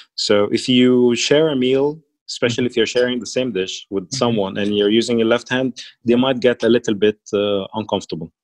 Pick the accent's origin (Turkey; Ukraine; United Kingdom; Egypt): Egypt; English is a second language; I am from Egypt